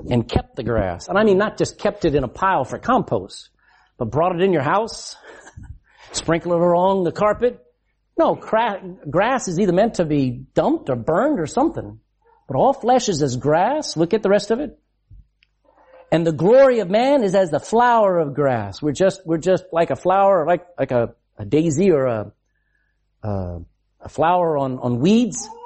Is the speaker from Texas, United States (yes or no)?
yes; Texas, United States; I'm from Texas, so don't be offended.